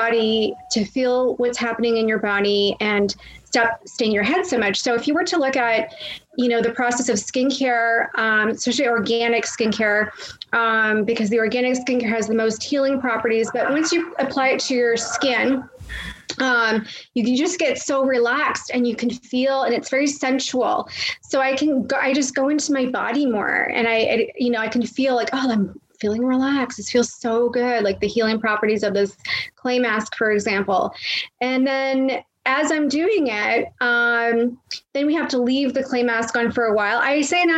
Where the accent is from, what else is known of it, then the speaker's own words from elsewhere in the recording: Toronto, Ontario, Canada; also born or lived in Florida; I'm originally from the Toronto area, but I reside in both places.